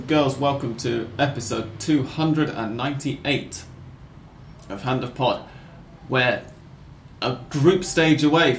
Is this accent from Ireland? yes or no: no; England, United Kingdom; now in Buenos Aires, Argentina; I say that as an English person.